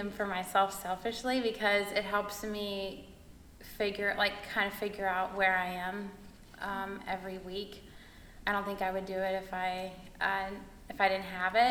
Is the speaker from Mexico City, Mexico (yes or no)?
yes; Mexico City, Mexico; moved away; also born or lived in Chattanooga; I grew up in Mexico City, lived there for 12 years